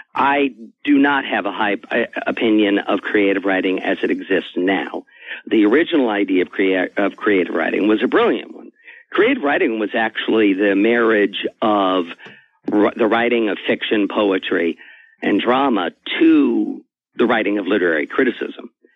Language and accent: English; Riverside, California, United States; I grew up in Riverside, California, and went to the public library